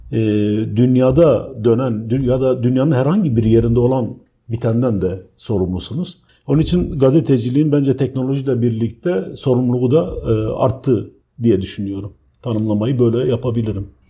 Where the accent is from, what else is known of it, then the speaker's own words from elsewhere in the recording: Diyarbakır, Diyarbakır Province, Turkey; also born or lived in Ankara; bu kent mesela Diyarbakır gibi bir kentte doğup büyüdüğüm yerler